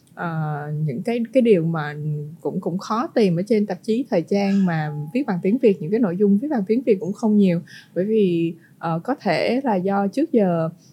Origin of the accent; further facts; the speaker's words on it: Vietnam; mình là người Việt Nam